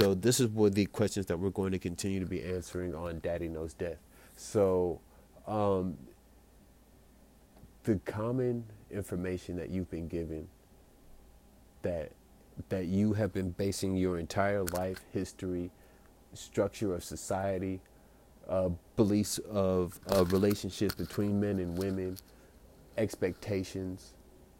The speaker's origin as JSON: {"language": "English", "country": "United States", "said": "I'm an American"}